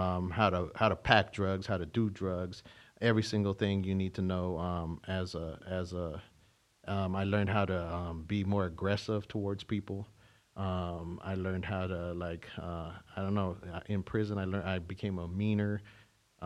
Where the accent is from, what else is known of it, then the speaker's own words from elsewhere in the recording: California, United States; also born or lived in Tucson, Arizona; I was born in Tucson, Arizona, raised in California